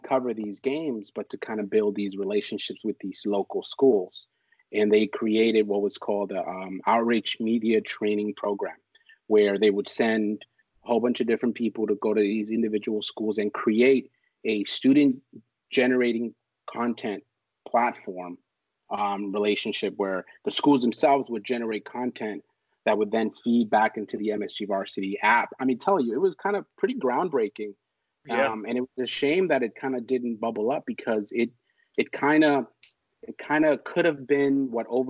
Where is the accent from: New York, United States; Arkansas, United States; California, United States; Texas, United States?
New York, United States; New York City; That school was actually about 10 minutes away from where I grew up in Harlem